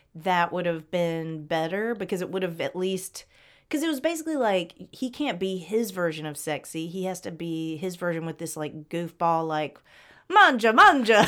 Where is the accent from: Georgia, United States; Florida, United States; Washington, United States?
Georgia, United States; Atlanta; I grew up in Atlanta